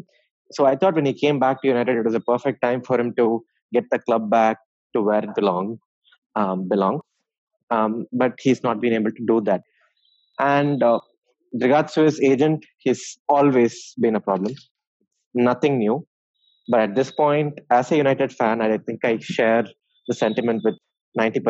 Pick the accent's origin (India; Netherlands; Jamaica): India; Chennai, Tamil Nadu; I'm from Chennai